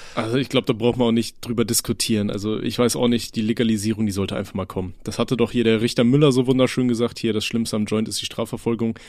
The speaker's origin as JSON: {"language": "German", "town": "Aachen", "region": "North Rhine-Westphalia", "country": "Germany", "tie": "born or raised there", "moved": "yes", "said": "Ich komme ja äh, gebürtig aus Aachen"}